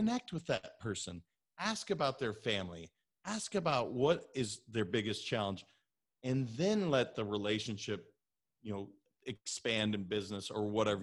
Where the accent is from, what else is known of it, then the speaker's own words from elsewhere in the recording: Montana, United States; also born or lived in California; now in Florida, United States; I'm originally from Montana